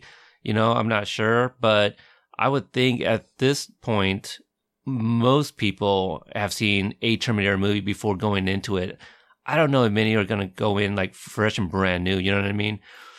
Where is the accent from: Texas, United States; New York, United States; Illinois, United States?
Texas, United States; born there; I mean, I was born in Texas, but I didn't grow up there.